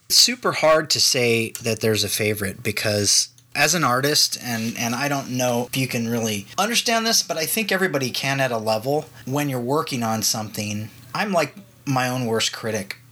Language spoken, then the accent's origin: English; Los Angeles, California, United States; I was born in Los Angeles, and my mother was an executive for Universal. So I grew up on the Universal lot.